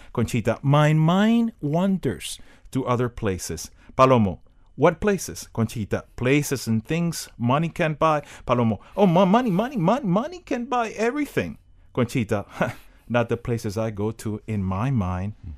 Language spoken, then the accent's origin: English; Miami, Florida, United States; I grew up in Miami, and I went to Miami Senior High